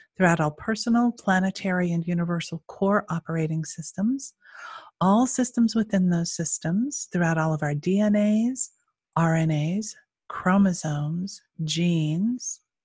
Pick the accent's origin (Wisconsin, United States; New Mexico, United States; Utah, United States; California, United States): Utah, United States; moved away; I'm originally from Utah